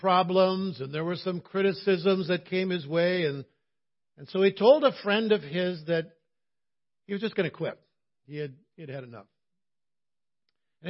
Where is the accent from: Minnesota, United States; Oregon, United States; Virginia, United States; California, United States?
Minnesota, United States; Cloquet; my hometown of Cloquet